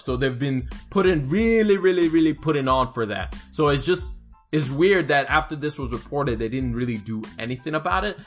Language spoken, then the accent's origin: English; Alabama, United States; I am from Alabama